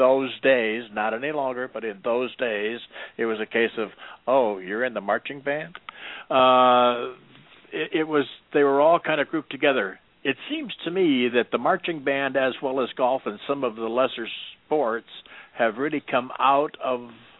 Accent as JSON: {"language": "English", "region": "Michigan", "country": "United States", "tie": "born or raised there", "said": "Kirk and I grew up in Michigan, and we played in the same snowstorms, I think."}